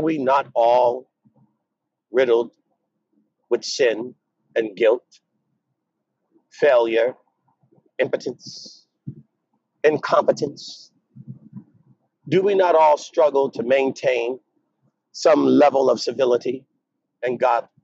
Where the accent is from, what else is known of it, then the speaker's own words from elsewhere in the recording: United States; I'm African American